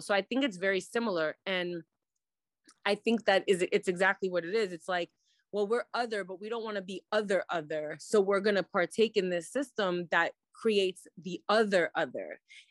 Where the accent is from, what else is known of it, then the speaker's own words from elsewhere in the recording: New York City, New York, United States; So I didn't grow up in that New York City community. I grew up in Brooklyn, more like in neighborhoods that were non-Jewish, Black and Brown, and Ashkenazi Hasidim.